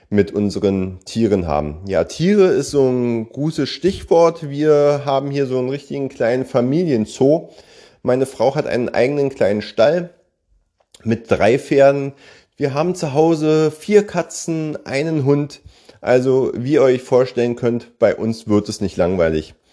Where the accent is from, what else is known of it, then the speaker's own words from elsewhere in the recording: Berlin, Germany; Ich bin 46 Jahre jung und komme gebürtig aus Berlin. Ich denke mal, der eine oder andere wird es natürlich an meiner Stimme ja merken.